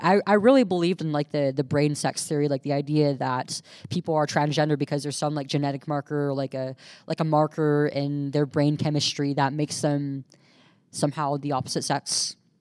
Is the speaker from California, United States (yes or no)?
yes; California, United States; We're from California